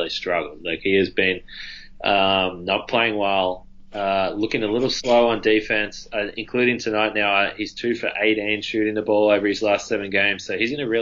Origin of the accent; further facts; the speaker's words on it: Australia; I'm Australian.